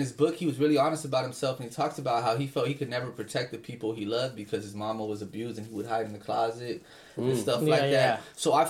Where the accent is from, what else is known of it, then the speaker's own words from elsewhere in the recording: Philadelphia, Pennsylvania, United States; I'm from West Philadelphia, born and raised.